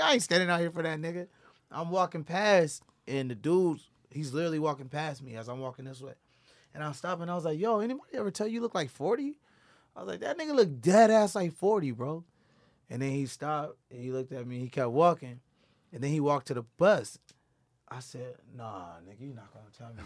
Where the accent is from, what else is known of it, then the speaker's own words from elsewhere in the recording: San Diego, California, United States; also born or lived in Dallas / Bay Area; growing up in the Southeast, you know, with your grandmas